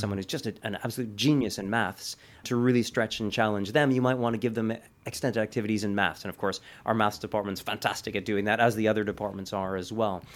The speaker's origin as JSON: {"language": "English", "country": "Canada", "also_born_or_lived": "Italy / Paris", "moved": "as an adult", "lives_now": "United Kingdom", "said": "as a Canadian"}